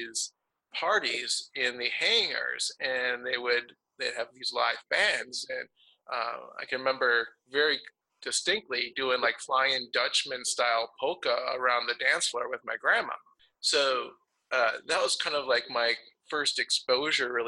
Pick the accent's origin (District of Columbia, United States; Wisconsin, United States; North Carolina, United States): Wisconsin, United States; Milwaukee; I grew up in Milwaukee